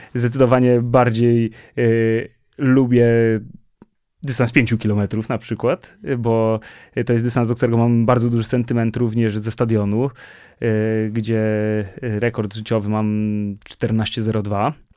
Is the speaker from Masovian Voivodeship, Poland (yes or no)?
yes; Warsaw, Masovian Voivodeship, Poland; będąc warszawiakiem